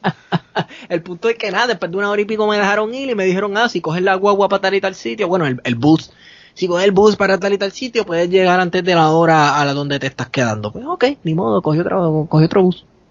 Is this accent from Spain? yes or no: no; Puerto Rico; yo soy de Puerto Rico